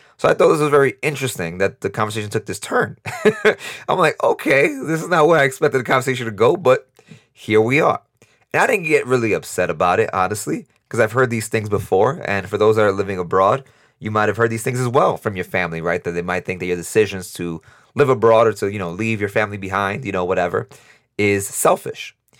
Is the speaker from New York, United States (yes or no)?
yes; New York, United States; moved away as an adult; now in Costa Rica; we're both from New York, we both live in Costa Rica